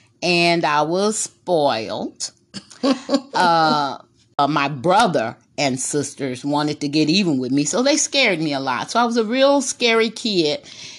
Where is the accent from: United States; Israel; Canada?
United States; Corpus Christi, Texas; Yes, I was born in Corpus Christi, Texas.